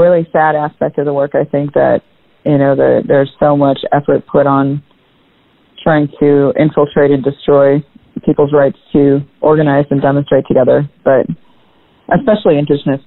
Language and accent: English; Minnesota, United States; moved away; also born or lived in Washington, D.C.; my home state, around Minnesota